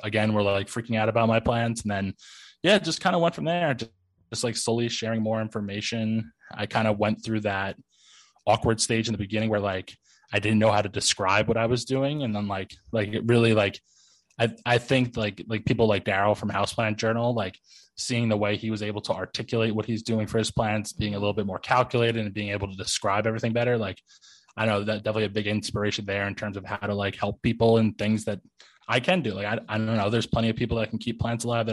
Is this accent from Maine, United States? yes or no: no; New Jersey, United States; also born or lived in New York / Astoria; I was born in New York, but I like was raised in North Jersey